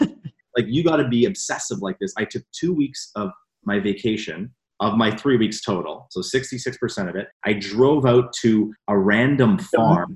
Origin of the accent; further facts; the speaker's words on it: Canada; I was working here in Toronto, so I'm from Canada